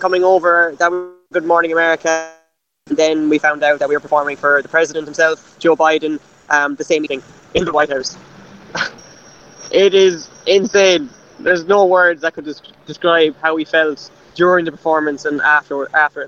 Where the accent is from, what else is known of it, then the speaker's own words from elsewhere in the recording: Cork, Munster, Ireland; I'm from Cork